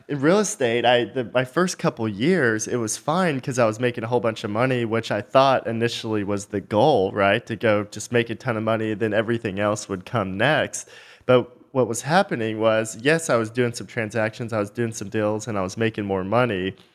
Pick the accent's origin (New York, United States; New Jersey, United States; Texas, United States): Texas, United States; just north of Dallas; I grew up just north of Dallas, really small town, you know, one stoplight town.